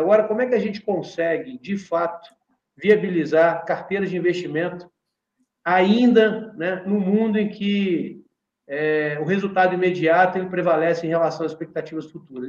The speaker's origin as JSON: {"language": "Portuguese", "region": "Minas Gerais", "country": "Brazil", "said": "a gente vive na nossa região, nós somos mineiros"}